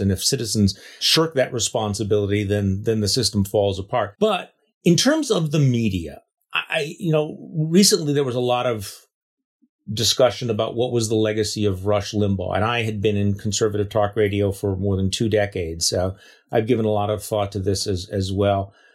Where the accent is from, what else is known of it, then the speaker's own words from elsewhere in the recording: Wisconsin, United States; My home state